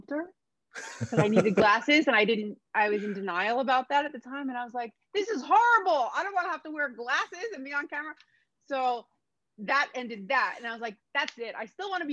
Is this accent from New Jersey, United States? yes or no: yes; Freehold, New Jersey, United States; moved away as an adult; also born or lived in Brooklyn, New York; now in Los Angeles, United States; I grew up in New Jersey. My people are from New York. I was born in Brooklyn, but I'm a Jersey girl. I grew up in New Jersey